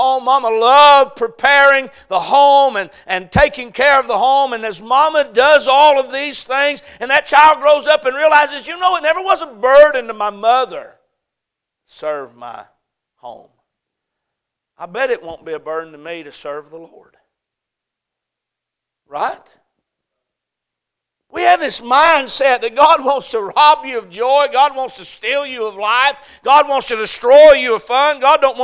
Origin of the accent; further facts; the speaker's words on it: the South, United States; I'm from the South